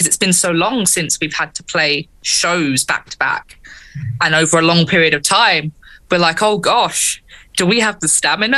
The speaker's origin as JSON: {"language": "English", "region": "London", "country": "United Kingdom", "tie": "born or raised there", "said": "in London, my hometown, London, home city"}